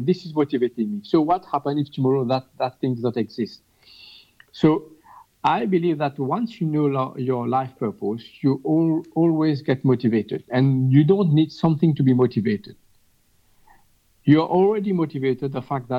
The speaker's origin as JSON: {"language": "English", "country": "Mauritius", "said": "I'm from Mauritius"}